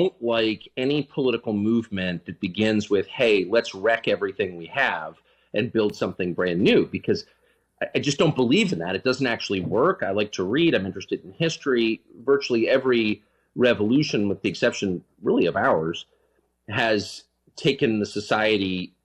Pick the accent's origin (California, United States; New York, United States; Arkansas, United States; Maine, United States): California, United States; San Diego; moved away; also born or lived in Georgetown, Washington, D.C.; I grew up in La Jolla and Georgetown